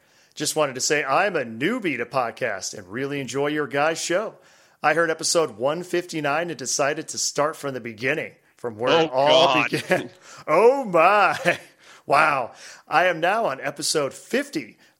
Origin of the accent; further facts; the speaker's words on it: Lafayette, Indiana, United States; I forgot to tell you my name. … I'm from Lafayette, Indiana.